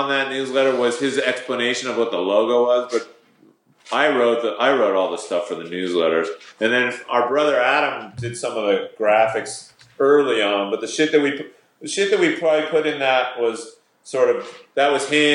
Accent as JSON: {"language": "English", "country": "Canada", "said": "we're Canadian"}